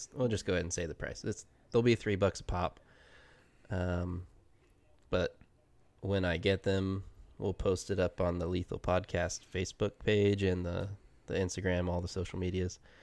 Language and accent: English; Ohio, United States; moved away; also born or lived in Oregon; I grew up in Ohio